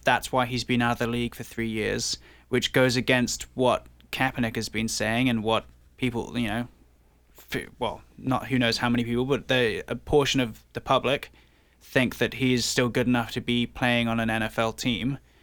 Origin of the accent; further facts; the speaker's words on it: England, United Kingdom; now in Toronto, Canada; I was born in England